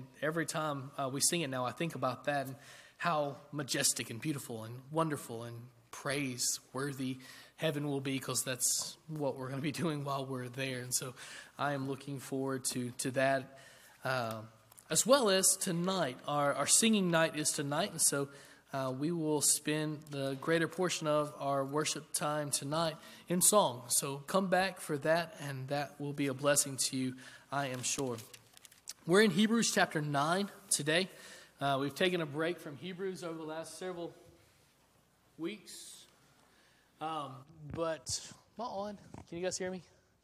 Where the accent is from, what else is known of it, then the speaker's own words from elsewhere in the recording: Middle Tennessee, United States; moved away as an adult; I'm from Middle Tennessee